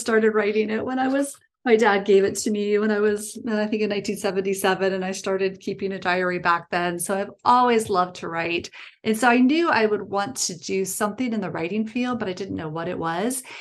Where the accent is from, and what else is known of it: small town in Ohio, United States; born or raised there; also born or lived in Illinois, near Chicago